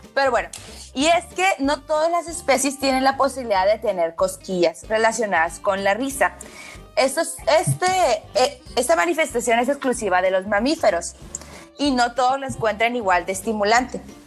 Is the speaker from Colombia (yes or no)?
no; Tijuana, Baja California, Mexico; also born or lived in Culiacán; yo soy de Tijuana, pero viví un ratito en, Culiacán. Ajá, porque mi familia es de allá